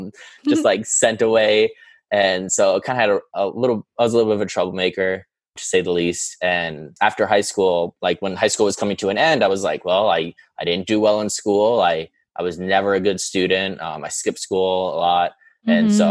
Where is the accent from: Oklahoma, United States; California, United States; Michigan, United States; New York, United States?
New York, United States; New York City; now in Fort Worth, United States; I'm born and raised in Queens, New York, and I'm one of five siblings